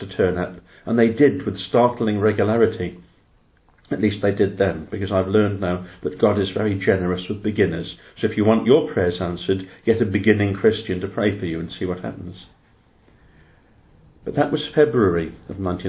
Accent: Llanelli, Wales, United Kingdom; now in Cardiff, United Kingdom; I grew up in Llanelli, a working town in West Wales, just beyond Swansea.

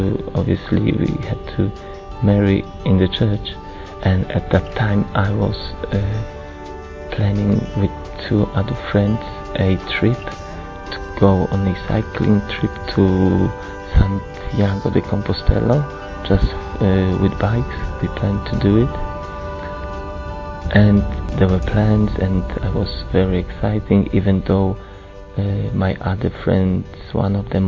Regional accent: Poland; I'm from Poland.

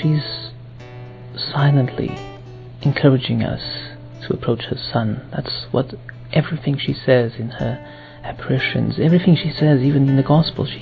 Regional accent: Portugal; I'm from Portugal, and I'm 28 years old

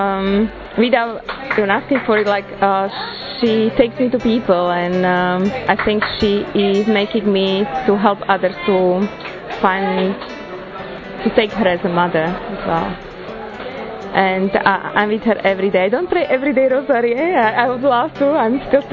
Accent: Slovakia; I'm from Slovakia

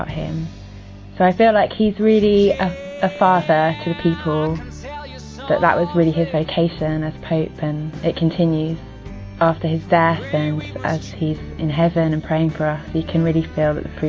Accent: England, United Kingdom; I'm from England and I'm 24 years old.

